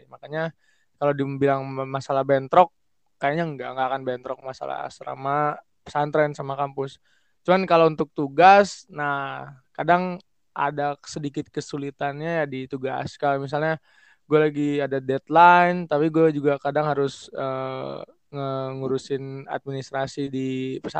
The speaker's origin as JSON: {"language": "Indonesian", "town": "Pontianak", "region": "West Kalimantan", "country": "Indonesia", "said": "Gue dari Pontianak, umur 21 tahun, OTW 22."}